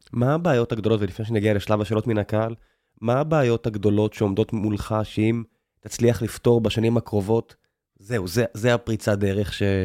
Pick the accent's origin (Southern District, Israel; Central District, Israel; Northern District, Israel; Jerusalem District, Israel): Southern District, Israel; Beersheba; moved away; אני מכיר את באר שבע לא רע, נולדתי שם, חייתי שם לפחות חצי מהחיים שלי